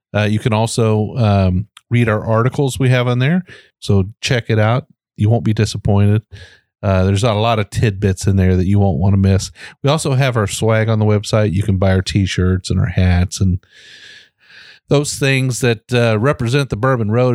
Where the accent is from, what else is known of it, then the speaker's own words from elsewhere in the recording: United States; as an American